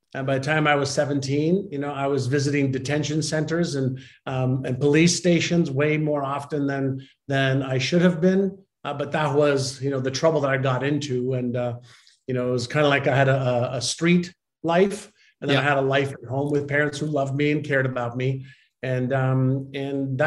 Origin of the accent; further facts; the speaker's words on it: Montreal, Quebec, Canada; first language Hebrew; English is a second language; also born or lived in Israel; I had moved from Israel, where I was born, to Montreal